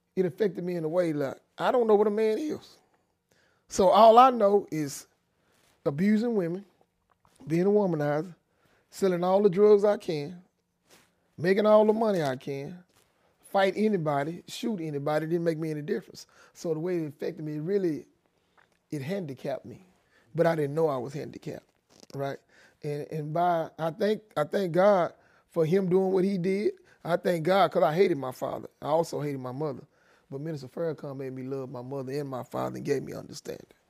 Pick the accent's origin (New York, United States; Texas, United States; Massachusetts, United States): Texas, United States; Dallas; also born or lived in Denison, Texas; I was born in Denison, Texas, right outside of Dallas, Texas. I was raised in Oak Cliff